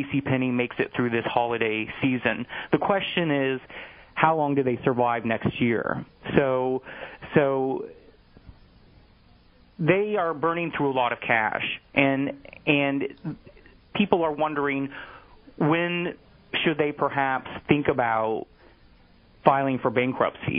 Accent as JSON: {"language": "English", "region": "North Missouri", "country": "United States", "tie": "born or raised there", "moved": "yes", "lives_now": "New York City, United States", "said": "I'm from the Midwest, so I grew up in North Missouri."}